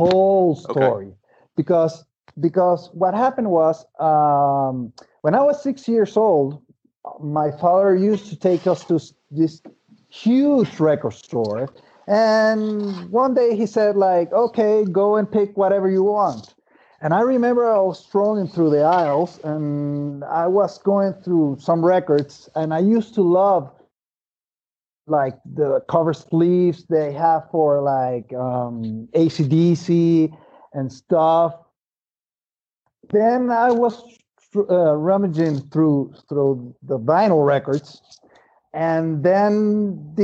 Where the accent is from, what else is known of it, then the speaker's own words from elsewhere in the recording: Venezuela; English is a second language; born and raised in Venezuela